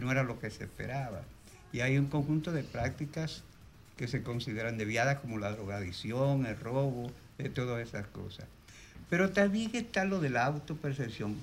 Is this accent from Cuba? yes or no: no; Cibao, Dominican Republic; los dos somos cibaeños